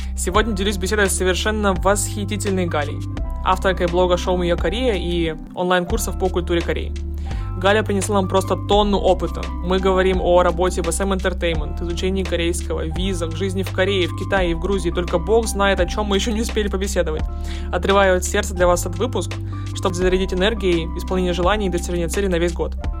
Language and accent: Russian; Russian Far East, Russia; я, я с Дальнего Востока